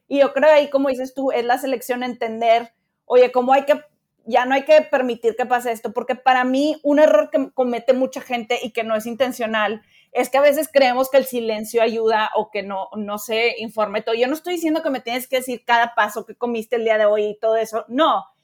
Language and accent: Spanish; Mexico; somos mexicanos